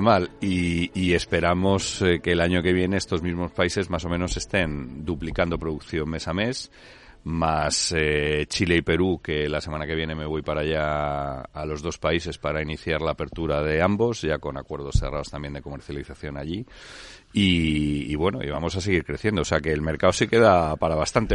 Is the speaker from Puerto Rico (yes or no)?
no; Spain; donde todos los socios y, directivos de la compañía eh, somos, somos españoles